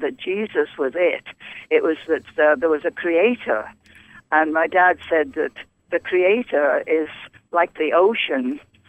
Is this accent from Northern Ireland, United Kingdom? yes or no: no; Liverpool, North West England, United Kingdom; moved away; growing up in Liverpool during World War II